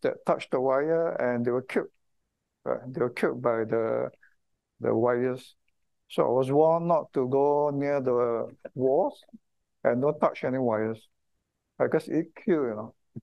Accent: Singapore; I kind of feel very proud to be a Singaporean

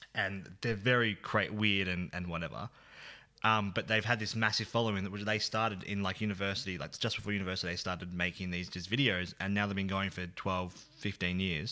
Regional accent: Bendigo, Victoria, Australia; Bendigo is where I grew up

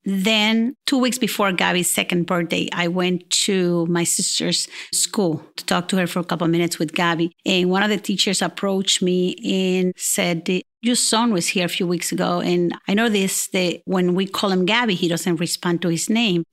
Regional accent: Puerto Rico; moved away as an adult; I'm original from Puerto Rico. I've been here for the last thirty years

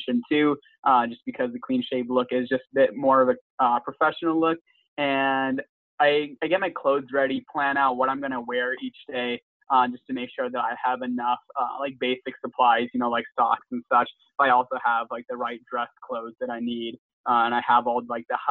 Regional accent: Massachusetts, United States; also born or lived in Louisiana; now in Austin, United States; I'm from Massachusetts, a proud graduate of LCB, and currently studying government at the University of Texas at Austin.

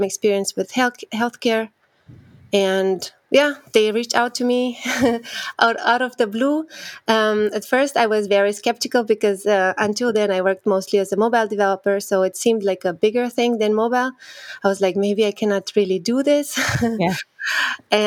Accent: Romania; moved away as an adult; also born or lived in Austria; So I'm originally from Romania. I studied there my bachelor in computer science

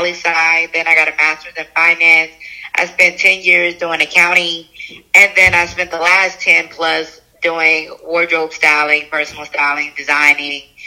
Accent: Charleston, United States; also born or lived in Atlanta, Georgia; I was born in Atlanta, grew up in Charleston

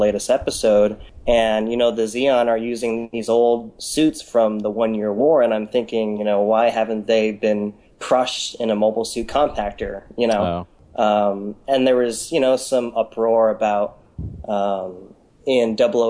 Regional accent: Berkeley, California, United States; My question is, well, I guess I'm from Berkeley, California.

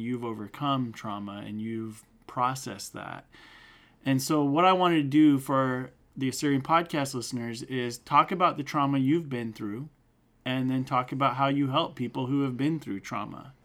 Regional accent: Turlock, California, United States; also born or lived in Bay Area; We grew up together in Turlock

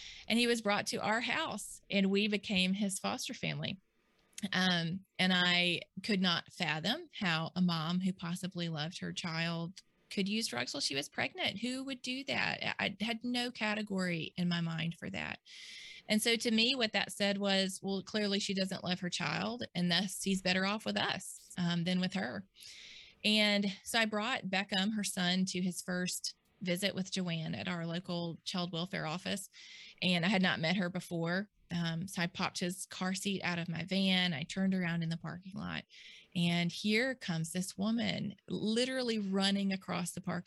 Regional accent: Mississippi, United States; I was born and raised here in Mississippi

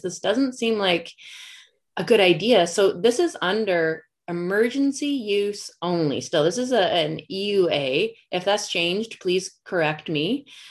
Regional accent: Canada; as a Canadian

